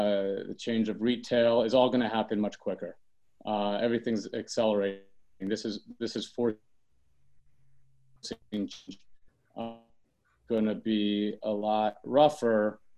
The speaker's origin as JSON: {"language": "English", "town": "New York City", "region": "New York", "country": "United States", "said": "as a New Yorker, and knowing what the city has been through over the many decades, even before my life"}